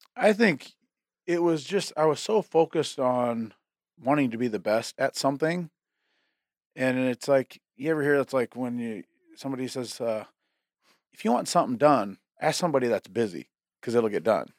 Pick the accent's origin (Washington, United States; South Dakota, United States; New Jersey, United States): South Dakota, United States; McCook Lake; I lived out, uh, in McCook Lake, South Dakota